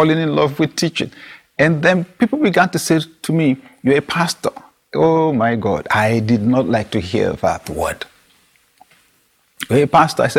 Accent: Nigeria; my national youth service in Nigeria

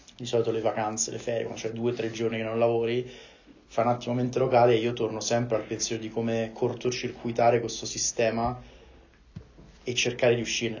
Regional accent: Rome, Lazio, Italy; io essendo romano

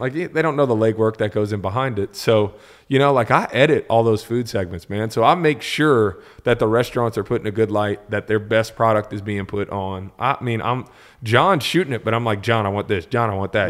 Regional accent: New Orleans, Louisiana, United States; I'm from New Orleans

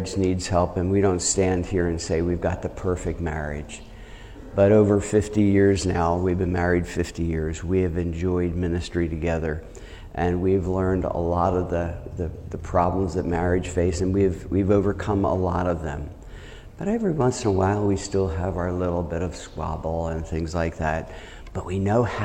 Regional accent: New Jersey, United States; moved away as an adult; also born or lived in Chicago / Pennsylvania / Charleston / Grand Rapids; I'm from New Jersey

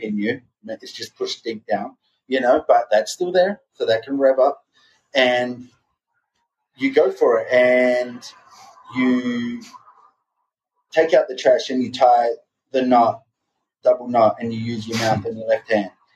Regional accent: Australia; moved away as an adult; now in Southern California, United States; I'm an Australian soul living in America.

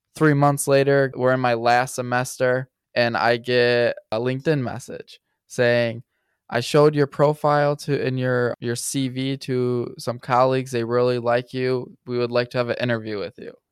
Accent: Grand Rapids, Michigan, United States; moved away as an adult; now in Stuttgart, Germany; I am from Grand Rapids, Michigan

